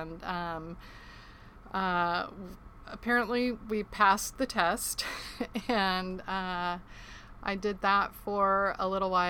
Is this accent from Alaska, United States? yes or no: yes; Ketchikan, Alaska, United States; I was born and raised in Ketchikan, Alaska